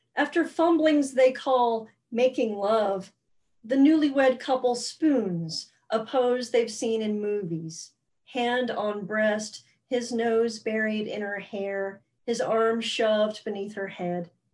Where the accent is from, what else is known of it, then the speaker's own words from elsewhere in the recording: Alabama, United States; now in New York, United States; I grew up in Alabama